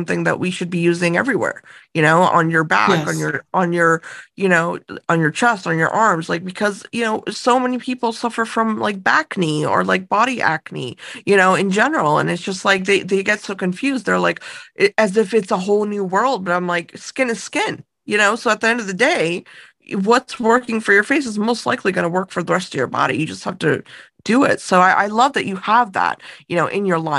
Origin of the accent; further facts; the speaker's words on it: India; moved away; I was born in India, and I grew up with kind of a lot of the Eastern traditions